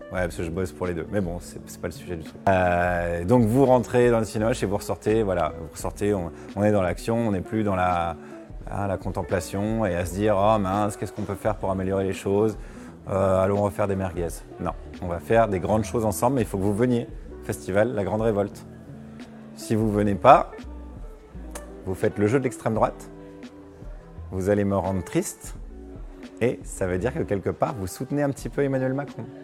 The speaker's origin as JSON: {"language": "French", "area": "Haute-Saône", "region": "Bourgogne-Franche-Comté", "country": "France", "said": "Moi-même, je viens de Haute-Saône."}